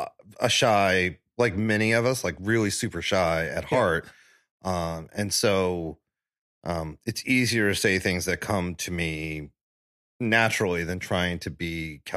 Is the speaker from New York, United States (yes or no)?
yes; Staten Island, New York, United States; And right before I was born, my parents moved to Staten Island when the bridge was built and they just started to, the Verrazano Bridge is first built.